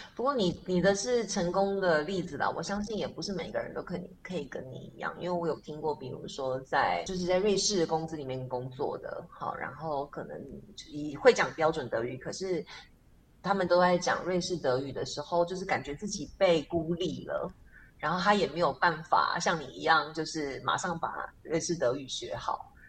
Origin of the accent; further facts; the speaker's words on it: Taipei, Taiwan; 我是在台北市，呃，诶，出生大汉的，啊，我读册的时阵，呃，无同，我们都不说台语，就是我从来没有听过台语